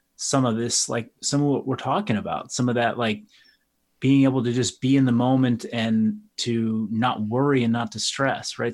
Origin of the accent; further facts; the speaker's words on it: Marin County, California, United States; a collection of gyms here in Marin County. So there were three that were all under the same brand. Um, and that was my partner's brand. It was their name. It was, uh, they had been around for a while. Um, we opened up a, a satellite location or, you know, another location in my hometown